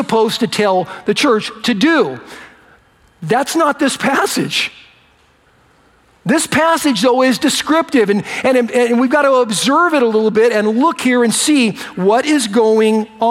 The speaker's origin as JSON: {"language": "English", "country": "United States", "tie": "born or raised there", "said": "I was born in America, so I'm, you know, I'm a United States citizen"}